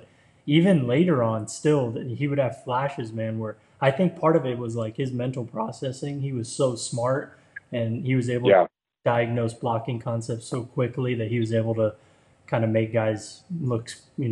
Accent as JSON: {"language": "English", "region": "Florida", "country": "United States", "tie": "born or raised there", "said": "I grew up in Florida"}